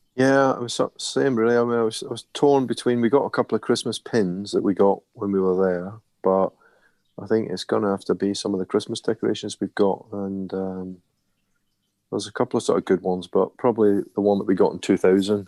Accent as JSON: {"language": "English", "region": "Scotland", "country": "United Kingdom", "said": "me being Scottish"}